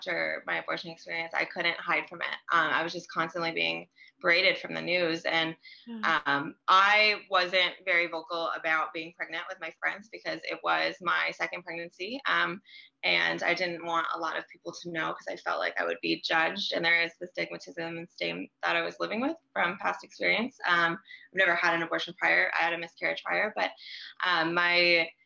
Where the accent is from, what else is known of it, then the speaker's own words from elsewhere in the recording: Midwest, United States; now in Nashville, United States; I'm currently based in Nashville, Tennessee. I'm originally from the Midwest though, so have a weird experience of growing up in a pretty Democratic area